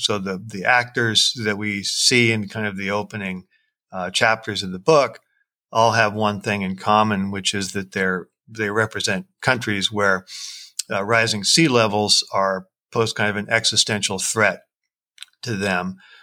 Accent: Seattle, Washington, United States; my hometown of Seattle

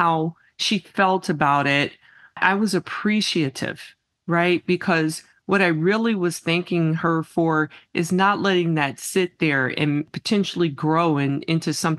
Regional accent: Midwest, United States; moved away as an adult; now in Arizona, United States; growing up in the Midwest

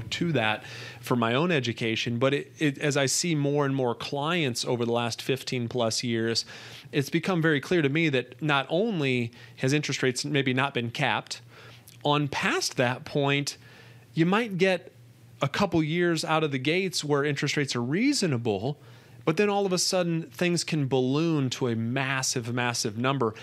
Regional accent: United States; being an American

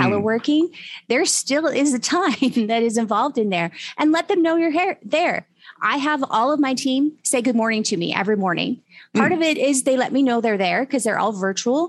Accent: Utah, United States; moved away; I'm originally from Utah

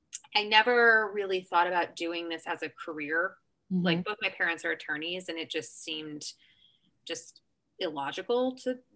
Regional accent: Overland Park, Kansas, United States; moved away; also born or lived in Charleston, West Virginia; So I was born in Charleston, West Virginia. Mm-hmm. And so I still have family there, but I grew up in Overland Park, Kansas, in Kansas City. So my parents are divorced. So I grew up in Overland Park primarily, but my dad lived on the Missouri side in Kansas City. So very much a Kansas City gal.

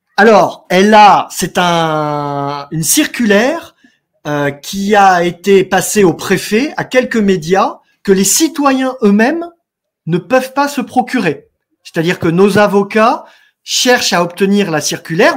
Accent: France; Nous sommes chez nous, nous sommes sur notre terre, nous sommes des Français

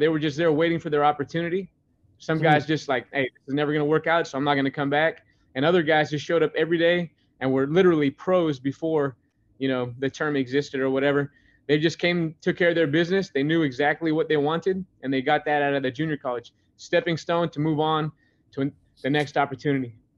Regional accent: Grandview, United States; moved away; also born or lived in Oregon; growing up in Grandview and coming from a small town

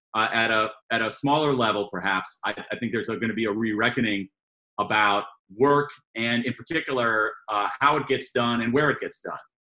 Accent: United States; accent: American; I'm an American, um, as, you, as you all can tell by my, my accent

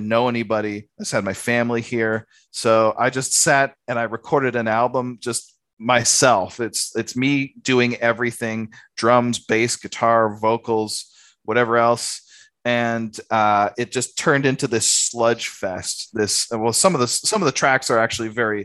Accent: Canada; moved away as an adult; now in Australia; when I first came to Australia, because I'm Canadian, I came to Australia

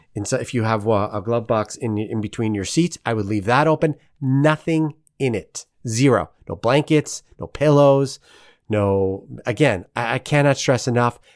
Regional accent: New York, United States; now in St. Louis, United States; being a New Yorker

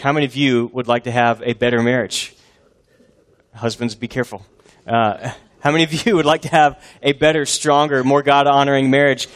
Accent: Texas, United States; also born or lived in Boston area, Massachusetts; I was born in Texas, uh, lived here almost my whole life, all except for three years when I did foreign missions in the most foreign place of all, the Northeast, near Boston

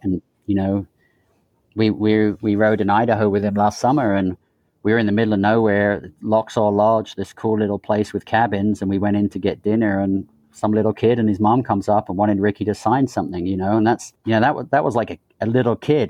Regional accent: England, United Kingdom; moved away; growing up in England

